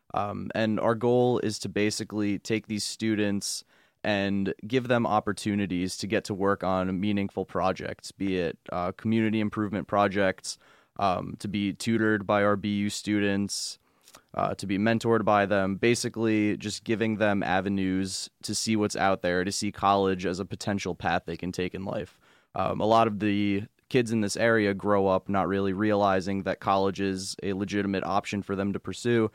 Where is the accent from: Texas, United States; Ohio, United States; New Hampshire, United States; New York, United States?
New York, United States; Long Island; moved away as an adult; now in Binghamton, United States; I come from Long Island